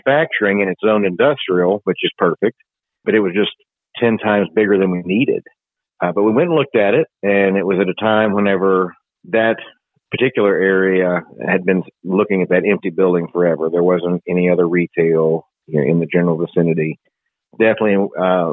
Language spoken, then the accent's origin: English; Somerset, Kentucky, United States; now in Lexington, United States; I'm originally from Somerset.